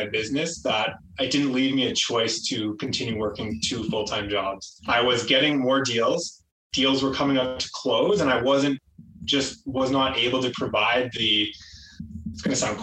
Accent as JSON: {"language": "English", "town": "Toronto", "region": "Ontario", "country": "Canada", "tie": "born or raised there", "said": "I am from the Toronto area, GTA. I grew up here."}